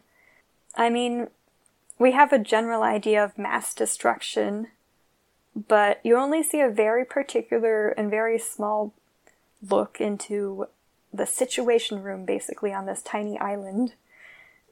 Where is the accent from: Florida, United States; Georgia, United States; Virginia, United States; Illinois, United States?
Virginia, United States; I'm from Virginia